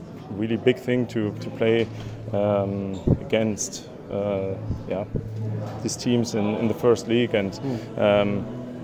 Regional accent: Cologne, North Rhine-Westphalia, Germany; I grew up in Cologne

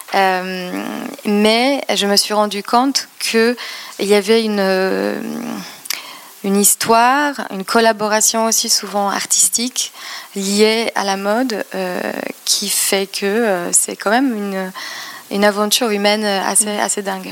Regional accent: Poznań, Greater Poland, Poland; French is a second language; moved away as an adult; also born or lived in London / Madrid; now in Paris, France; j'ai grandi en Pologne

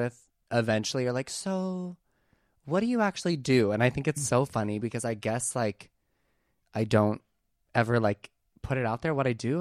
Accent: Oak Forest, Illinois, United States; now in Los Angeles, United States; I'm from a south suburb called Oak Forest

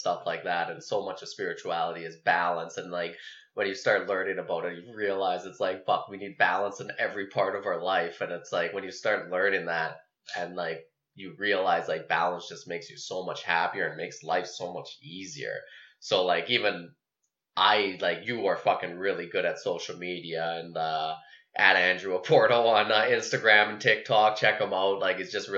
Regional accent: High River, Alberta, Canada; moved away; Okotoks, which is like right by where I grew up in High River

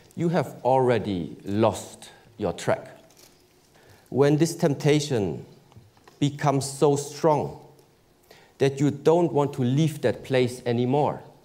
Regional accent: Germany; I was born in Germany

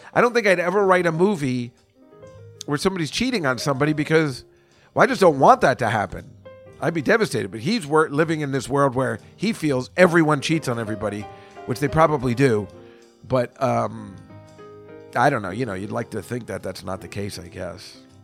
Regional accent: New Brunswick, New Jersey, United States; New Brunswick, New Jersey, I mean, that's my hometown

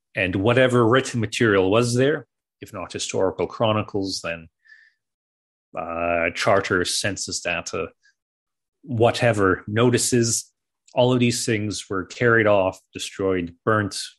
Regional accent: Canada; growing up in Canada

